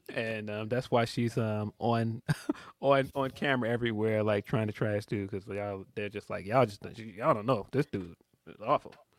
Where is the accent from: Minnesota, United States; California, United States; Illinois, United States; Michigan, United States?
Illinois, United States; Chicago; as a Chicagoan